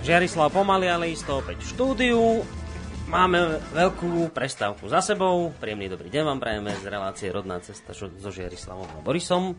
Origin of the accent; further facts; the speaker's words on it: Slovakia; ja som hrdý na to, že som Slovák, ja mám rád to, že žijem na Slovensku